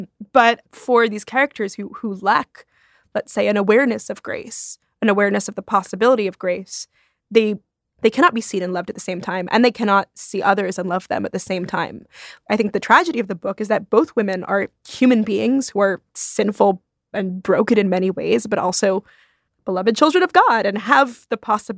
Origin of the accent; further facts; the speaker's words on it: Rome, Lazio, Italy; I grew up partly in Rome.